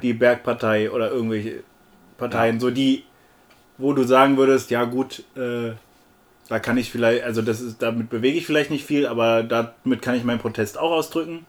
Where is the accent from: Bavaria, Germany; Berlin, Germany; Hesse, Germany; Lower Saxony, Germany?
Berlin, Germany; ich als Berliner